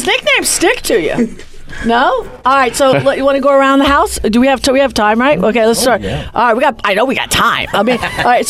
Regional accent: New York, United States; As a New Yorker.

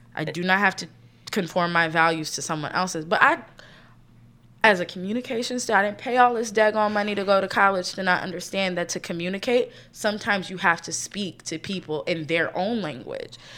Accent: right outside of Philadelphia, Pennsylvania, United States; also born or lived in New York City; now in New York, United States; I was born and raised right outside of Philadelphia

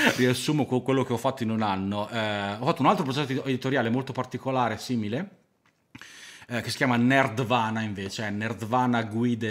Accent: Emilia-Romagna, Italy; abito al mare eh, che, perché sono romagnolo

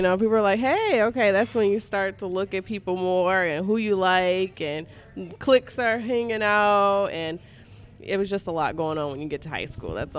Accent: Jackson, Michigan, United States; The part that I lived in was actually, it was Michigan Center area. So, I grew up all white neighborhood.

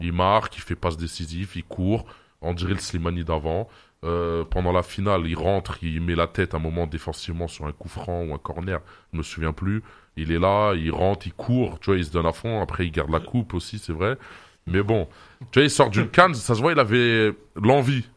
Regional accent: Algeria; chez nous en Algérie

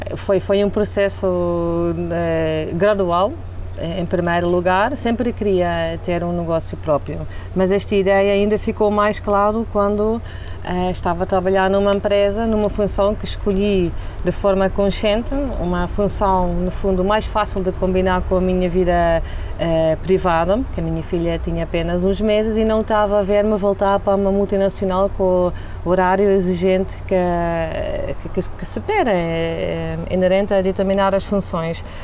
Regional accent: southern Netherlands, Netherlands; Portuguese is a second language; moved away as an adult; now in Portugal; eu sou holandesa, Venho da, do sul da Holanda, foi onde também hum, cresci e, e, estudei

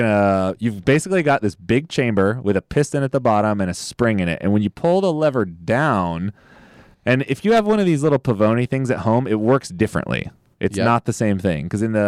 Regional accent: the Valley, California, United States; We're both from the Valley.

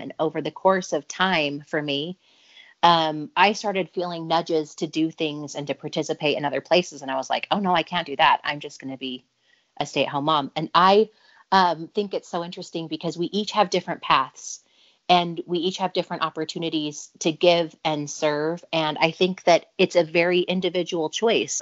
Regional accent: Provo, Utah, United States; also born or lived in Orem, Utah; I grew up in Provo, Utah, Orem, Utah

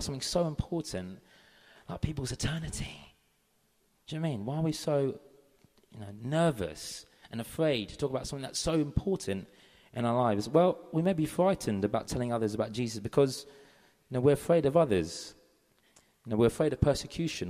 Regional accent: London, United Kingdom; I'm from London.

